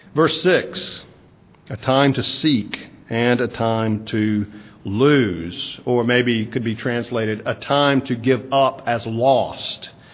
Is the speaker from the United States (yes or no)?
yes; South Mississippi, United States; moved away; growing up in South Mississippi, raking up pine straw